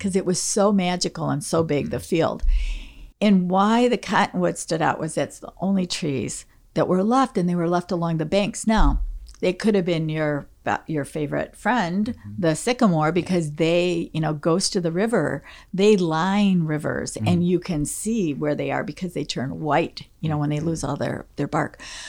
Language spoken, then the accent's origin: English; Livonia, Michigan, United States; also born or lived in Detroit; And we moved from Detroit, where there were mature trees, mm-hmm. to Livonia, which was being developed from farmer fields. So most of Livonia was cornfields, mm-hmm. primarily.